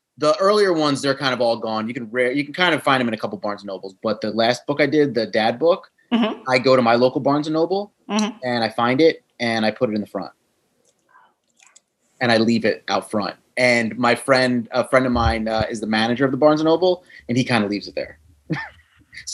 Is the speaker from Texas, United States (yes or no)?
no; New Jersey, United States; We're both from New Jersey